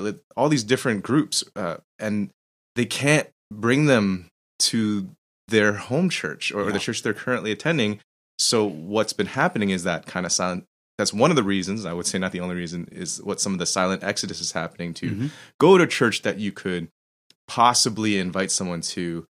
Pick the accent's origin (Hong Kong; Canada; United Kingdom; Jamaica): Canada; for myself growing up as a Canadian-born Chinese mm-hmm. person